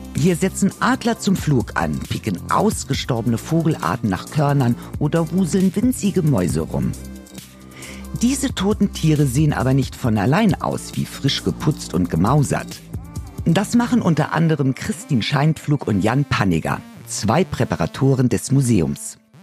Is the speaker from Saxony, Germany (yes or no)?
no; Berlin, Germany; als Berlinerin